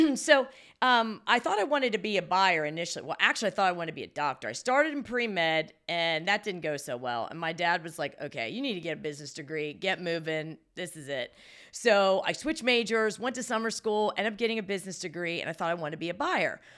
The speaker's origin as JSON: {"language": "English", "town": "Salem", "region": "Ohio", "country": "United States", "tie": "born or raised there", "moved": "yes", "lives_now": "Baltimore, United States", "said": "I was born and raised about forty-five minutes from there, Salem, Ohio, which was close to Youngstown"}